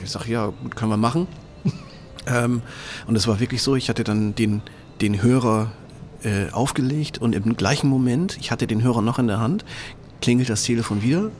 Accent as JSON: {"language": "German", "town": "Oldenburg", "region": "Lower Saxony", "country": "Germany", "said": "Ich ähm, bin aus dem schönen äh, Oldenburg, ähm, in Oldenburg, also nicht das, was hier in Schleswig-Holstein ist"}